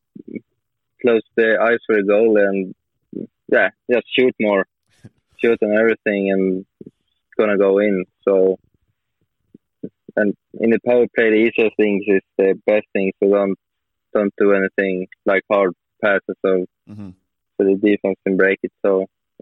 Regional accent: Norrland, Sweden; English is a second language; I'm up north from Sweden

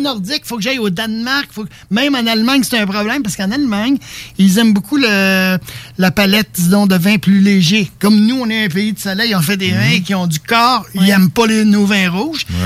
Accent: Quebec, Canada; je suis Québécois

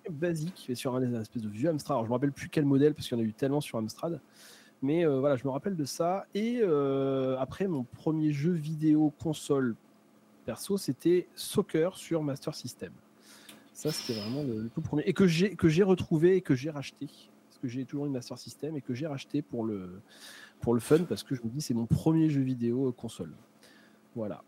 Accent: Charente-Maritime, Nouvelle-Aquitaine, France; je suis de Charente-Maritime

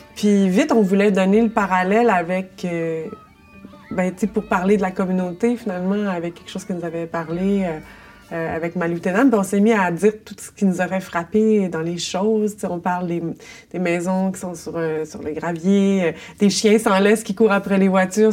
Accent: Longueuil, Quebec, Canada; moved away as an adult; also born or lived in Montreal; je suis euh, née à Longueuil et j'y habite encore

